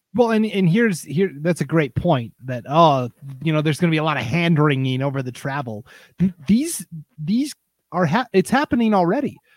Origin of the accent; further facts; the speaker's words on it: Montana, United States; moved away as an adult; also born or lived in Nebraska; now in Idaho, United States; I grew up in Montana, obviously, and for a while I lived in Nebraska